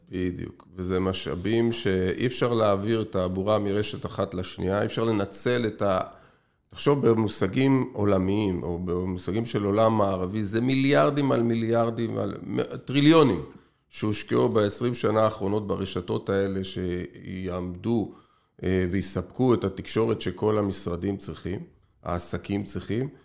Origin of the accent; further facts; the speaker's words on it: Israel; אנחנו ישראלים